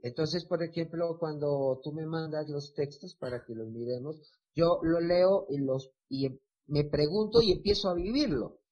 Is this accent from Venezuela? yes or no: no; Buenaventura, Valle del Cauca, Colombia; moved away as an adult; also born or lived in Cali; de donde yo vengo, que es Buenaventura